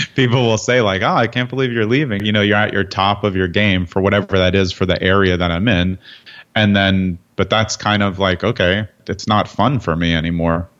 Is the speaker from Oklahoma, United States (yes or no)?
no; New York City, New York, United States; moved away as an adult; now in New Jersey, United States; I grew up in Brooklyn, so I was used to city-type living